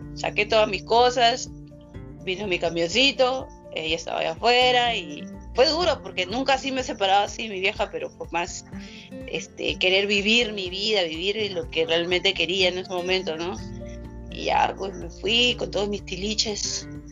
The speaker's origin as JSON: {"language": "Spanish", "area": "San Juan de Lurigancho", "region": "Lima", "country": "Peru", "tie": "born or raised there", "said": "San Juan del Unihuanchino, donde yo vivo, en mi terruño, en mi lado del mundo"}